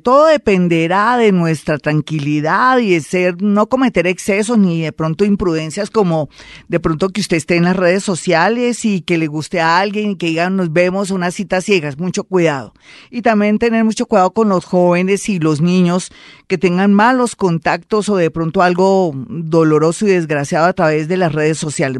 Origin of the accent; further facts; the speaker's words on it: Colombia; somos unos colombianos